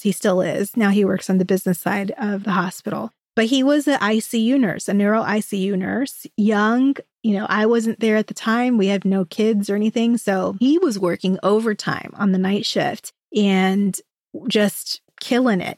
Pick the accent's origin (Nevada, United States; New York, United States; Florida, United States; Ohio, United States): Florida, United States; hometown in North; also born or lived in Orlando, Florida; The new job would require me to move back to my hometown, six hours away from Orlando, where I was living at the time